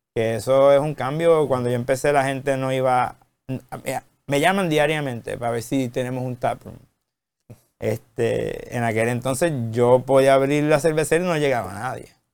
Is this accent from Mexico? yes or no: no; Ponce, Puerto Rico; nací en Ponce